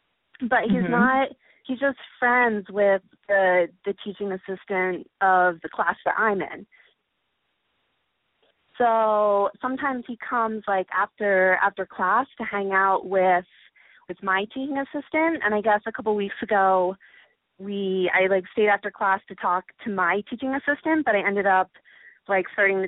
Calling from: Chicago, Illinois, United States; I'm 20. I'm calling from Chicago.

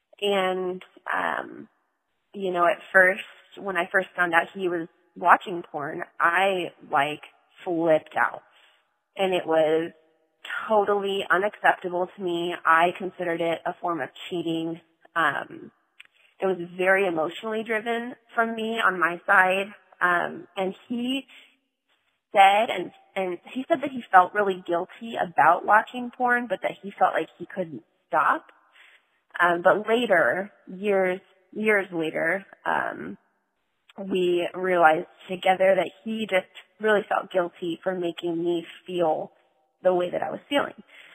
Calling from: North Carolina, United States; I've called before in the past. I'm calling from North Carolina.

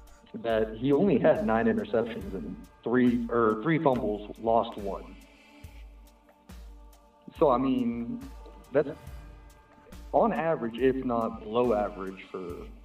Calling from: Denver, Colorado, United States; I'm from Denver, Colorado.

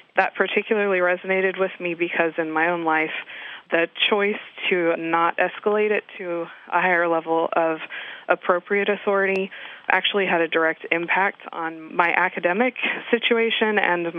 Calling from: Fort Myers, Florida, United States; I'm calling from Fort Myers, Florida.

